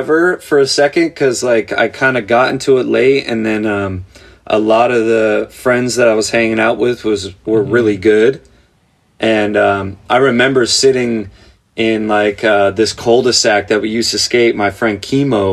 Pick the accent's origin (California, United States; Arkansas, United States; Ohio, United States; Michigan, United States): California, United States; Santa Clarita; I grew up in a place called Santa Clarita